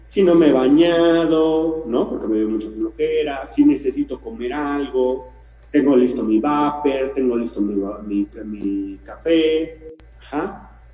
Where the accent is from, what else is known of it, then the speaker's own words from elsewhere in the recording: Mexico; Como mexicanos